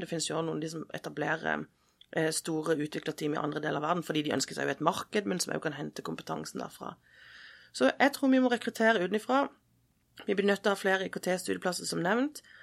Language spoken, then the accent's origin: Norwegian; Sørlandet, Southern Norway, Norway; jeg vokste opp på Sørlandet